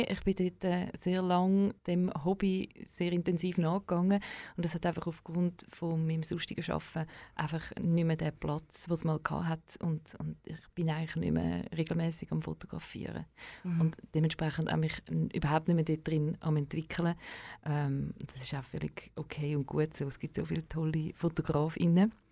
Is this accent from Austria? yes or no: yes; Vienna, Austria; als Wiener gecheckt, ja, schau, wenn du PH fertig machst